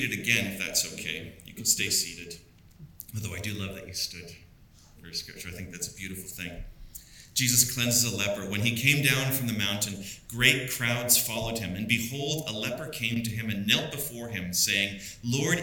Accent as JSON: {"language": "English", "town": "Vancouver", "region": "British Columbia", "country": "Canada", "tie": "born or raised there", "also_born_or_lived": "Downtown Eastside, Vancouver", "said": "I was raised in Kitsilano on the Squamish territory."}